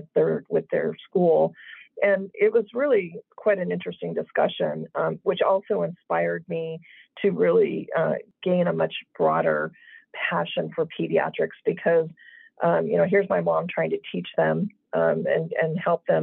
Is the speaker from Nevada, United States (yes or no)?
yes; Las Vegas, Nevada, United States; moved away; I grew up in Las Vegas in a household of teachers